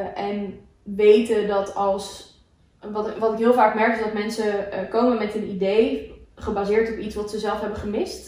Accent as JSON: {"language": "Dutch", "country": "Aruba", "tie": "born or raised there", "moved": "yes", "said": "Ik ben opgegroeid op Aruba."}